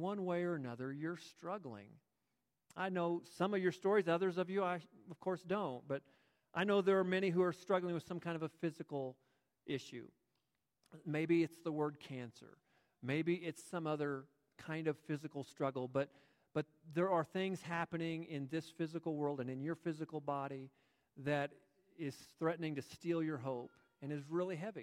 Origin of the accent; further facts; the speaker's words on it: United States; I am proud to be an American.